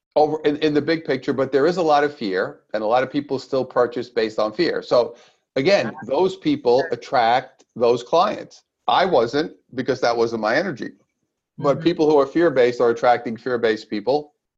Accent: New York City, New York, United States; now in Southern California, United States; I'm originally from Brooklyn, New York, and now I live in lovely Southern California with my beautiful wife. But I, I started in Brooklyn.

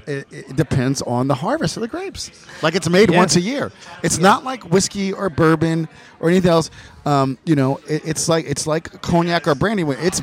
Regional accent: New Jersey, United States; I'm from Jersey.

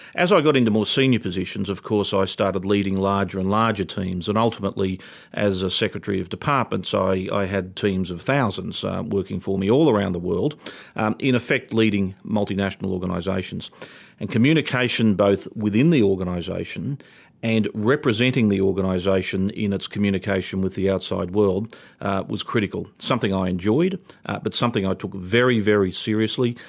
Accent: Toowoomba, Queensland, Australia; moved away as an adult; now in Canberra, Australia; I'm a boy from Toowoomba. I grew up in country Queensland

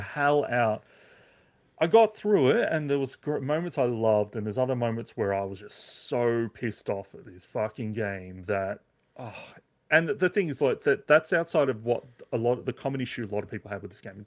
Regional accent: Australia; as an Aussie

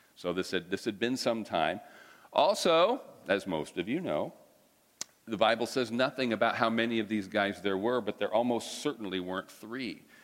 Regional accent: United States; I'm an American

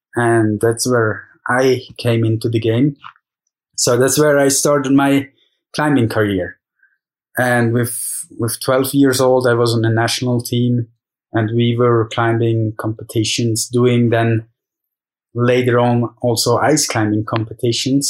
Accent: Zermatt, Valais, Switzerland; I'm in Zermatt, Switzerland, my hometown

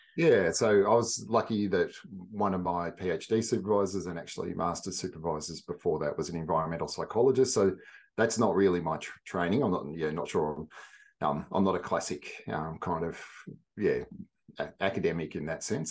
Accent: central western Victoria, Australia; I grew up in, I guess, central western Victoria and a few different places

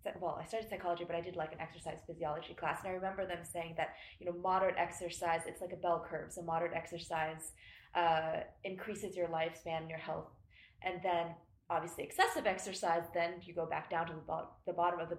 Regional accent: Long Beach, California, United States; we grew up in Long Beach

